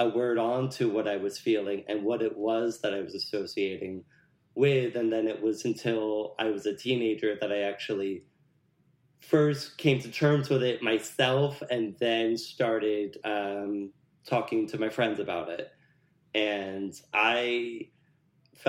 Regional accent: New Jersey, United States; I grew up in North Jersey

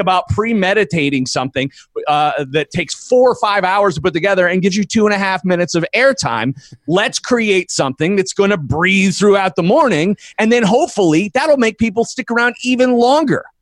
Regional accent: Erie, Pennsylvania, United States; I went back to Erie, Pennsylvania, my hometown

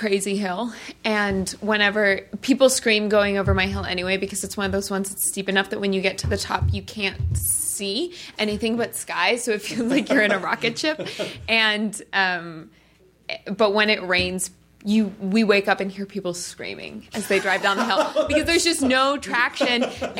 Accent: Colorado, United States; I'm from Colorado, so I know what you mean. But Colorado, even the winter there is so benign.

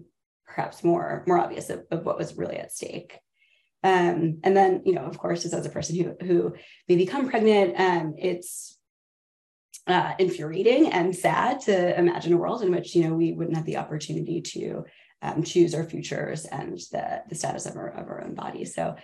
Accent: the South, United States; born there; I was born in the South, went to school in Missouri

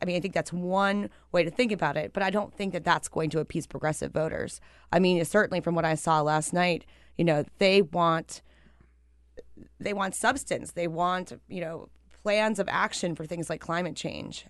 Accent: Pennsylvania, United States; my home state of Pennsylvania

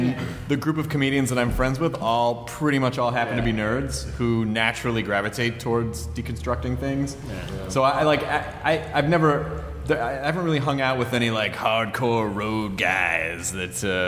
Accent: Memphis, Tennessee, United States; I've never done comedy in my hometown. {S1} Yeah. {S11} Which is Memphis.

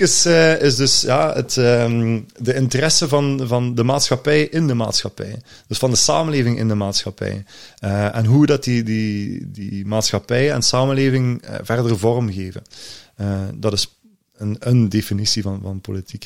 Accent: Limburg, Flanders, Belgium; als Limburger

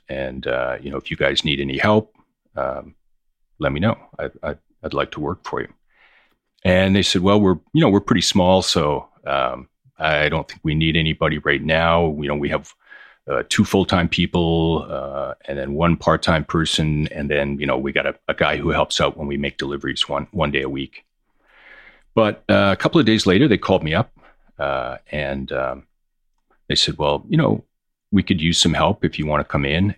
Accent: Hamilton, Ontario, Canada; moved away as an adult; also born or lived in Toronto; now in New York, United States; I grew up in Hamilton, Ontario. I moved to New York in nineteen ninety.

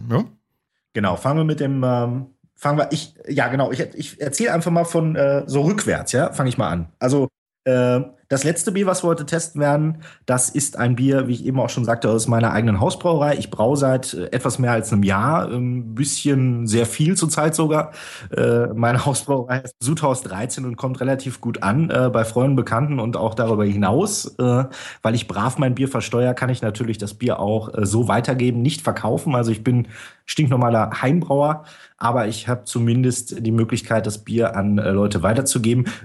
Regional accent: North Rhine-Westphalia, Germany; ich komme aus dem Pott. Ich rede immer so.

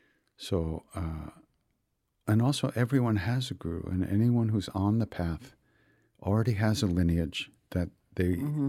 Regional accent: Long Island, New York, United States; I grew up on Long Island.

